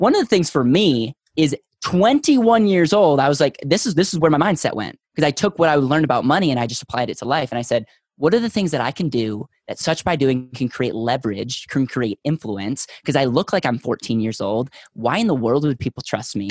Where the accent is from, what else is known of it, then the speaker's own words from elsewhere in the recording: Wisconsin, United States; now in Denver, United States; I was originally from Wisconsin